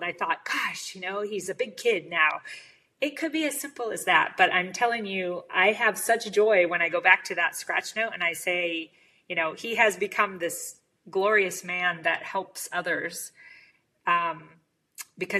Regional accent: United States; as an American

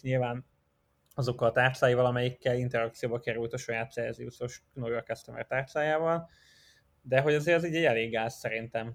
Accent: Hungary

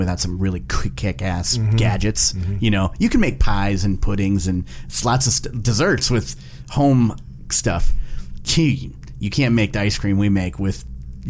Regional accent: grew up in the Valley, Ohio, United States; an Ohio-born chef, owner of a restaurant

